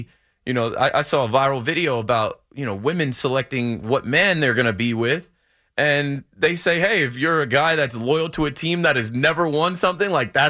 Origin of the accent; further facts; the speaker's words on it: New Jersey, United States; I'm from Jersey and I've grown up with Jets fans.